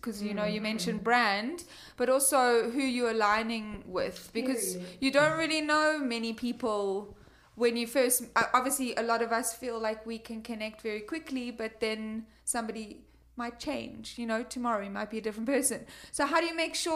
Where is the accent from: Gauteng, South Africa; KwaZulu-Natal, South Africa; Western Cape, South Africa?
Western Cape, South Africa; Cape Town; moved away; also born or lived in London; I'm from Cape Town